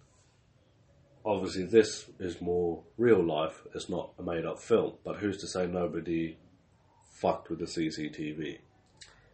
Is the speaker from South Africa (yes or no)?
yes; South Africa; I was born in South Africa